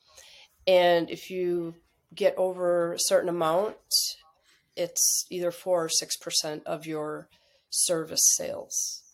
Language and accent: English; Wisconsin, United States; moved away as an adult; also born or lived in Minneapolis; I grew up in Wisconsin, small farm town, and my mom was also a hairdresser